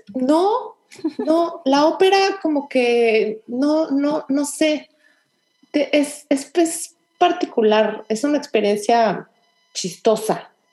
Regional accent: Mexico; now in Houston, United States; soy mexicana

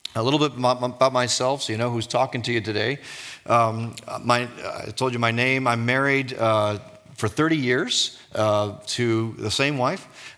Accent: Dearborn, Michigan, United States; also born or lived in Jordan / East Coast of the United States; we came back to my hometown, which is Dearborn, Michigan. Uh, it's where I currently live

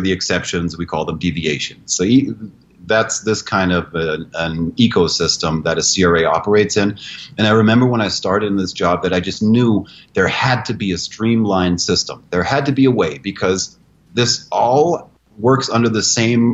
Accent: Germany; moved away as an adult; now in United States; I'm an American citizen, but it's been 30 years in Germany. And Germans are efficient and accurate. That's just being German. And I went to school there for 13 years, and I lived in that country.

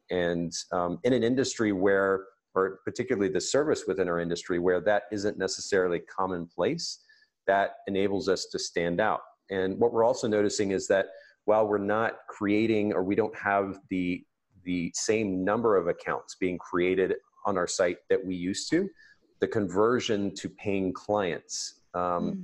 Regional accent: Japan; moved away; I grew up in Japan, so the, the Japanese kanji characters are particularly uh, meaningful to me

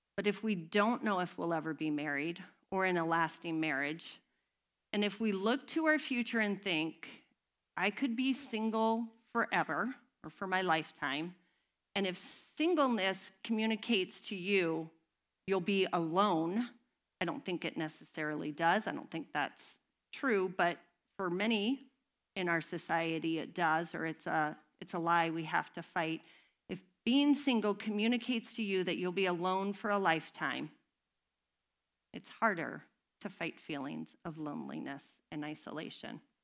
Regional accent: United States; We, as an American society

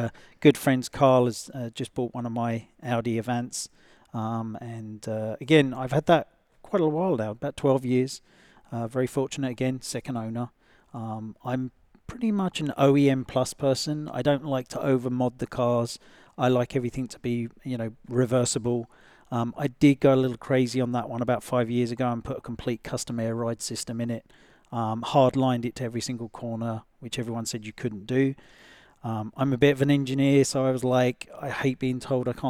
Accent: England, United Kingdom; moved away; I come from England

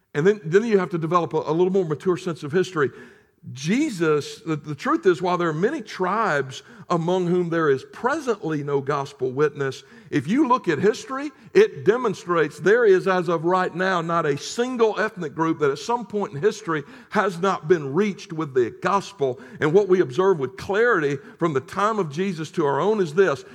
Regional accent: United States; as an American who had until that moment enjoyed the relative security and the sort of bubble that I had grown up

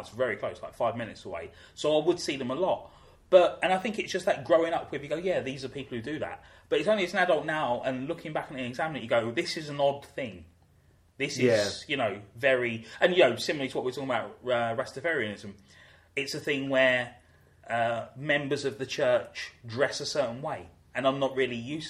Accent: London, United Kingdom; growing up in South London

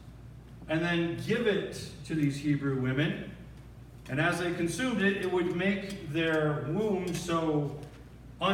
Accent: 30 minutes from Dearborn, Michigan, United States; born or raised there

